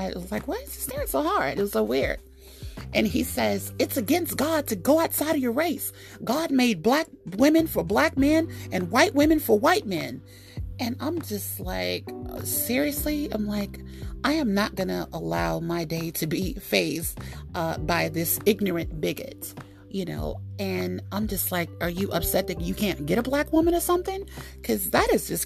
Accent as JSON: {"language": "English", "country": "United States", "said": "I'm African American."}